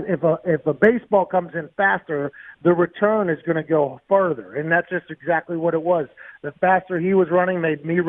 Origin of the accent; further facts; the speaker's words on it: Pittsburgh, Pennsylvania, United States; Growing up in Pittsburgh